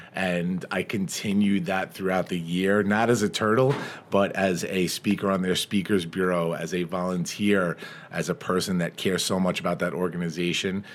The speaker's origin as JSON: {"language": "English", "town": "Farmingdale", "region": "New York", "country": "United States", "tie": "born or raised there", "said": "my hometown, Farmingdale"}